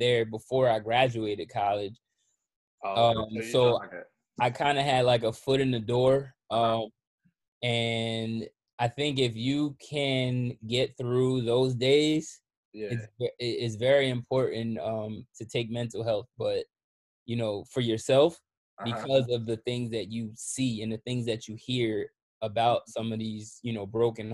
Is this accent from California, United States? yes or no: no; Red Bank, New Jersey, United States; also born or lived in Long Branch, New Jersey; I was born in Red Bank. I grew up in Red Bank on Harrison Ave, in Red Bank. I was balanced in between Long Branch and Red Bank.